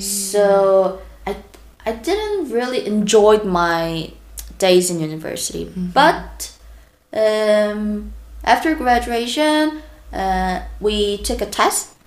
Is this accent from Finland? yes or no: no; South Korea; I'm from South Korea